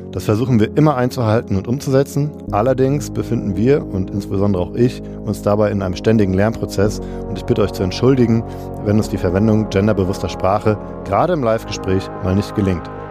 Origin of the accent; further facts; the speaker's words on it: Cologne, North Rhine-Westphalia, Germany; Ich komme aus Köln